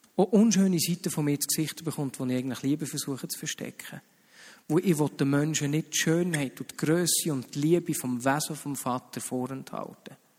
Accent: Switzerland; wir Schweizer

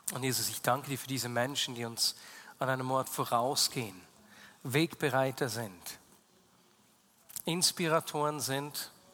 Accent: Switzerland; also born or lived in Bern; bei uns in der Schweiz

